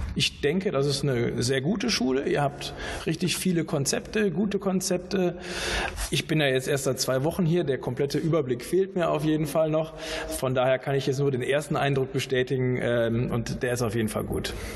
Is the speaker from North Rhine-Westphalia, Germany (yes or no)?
yes; Bonn, North Rhine-Westphalia, Germany; Ich komme ja aus Bonn